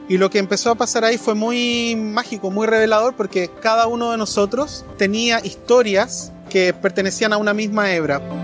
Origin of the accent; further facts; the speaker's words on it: Chile; soy chileno de nacimiento